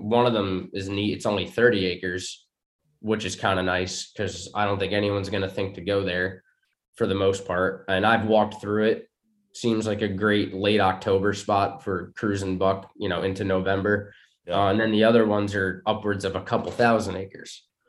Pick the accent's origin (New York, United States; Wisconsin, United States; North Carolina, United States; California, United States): New York, United States; Maybe it's a little bit of softness growing up in New York